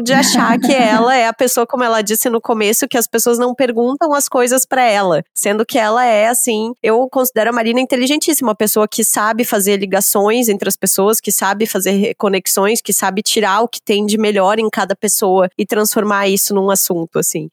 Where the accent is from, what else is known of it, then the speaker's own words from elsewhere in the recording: Brazil; enquanto brasileiro, aprende na escola